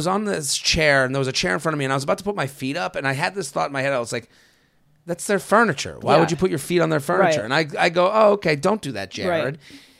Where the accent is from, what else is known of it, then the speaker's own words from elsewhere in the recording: United Kingdom; I'm a Brit, but my dad and his side of the family are French.